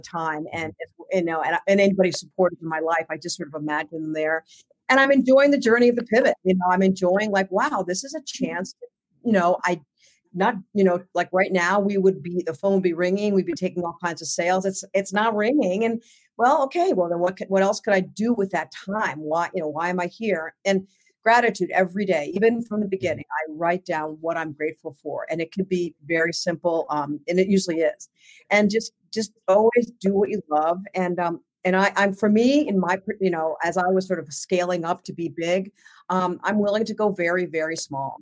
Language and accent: English; Southern New Hampshire, United States; I grew up in Southern New Hampshire.